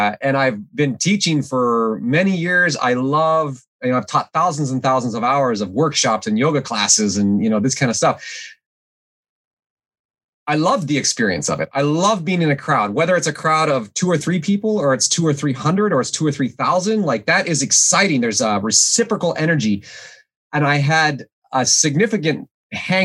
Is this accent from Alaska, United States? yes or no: yes; Alaska, United States; moved away as an adult; I grew up in Alaska, and I grew up without running water and electricity